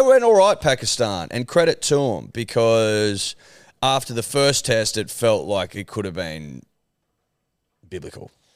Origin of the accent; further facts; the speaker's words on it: Australia; We're Australian